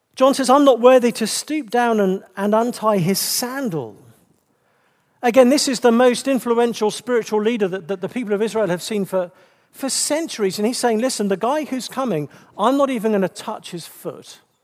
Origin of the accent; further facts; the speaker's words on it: England, United Kingdom; being English